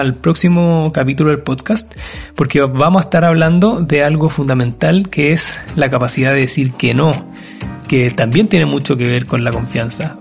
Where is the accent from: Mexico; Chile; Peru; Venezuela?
Chile; mi país, Chile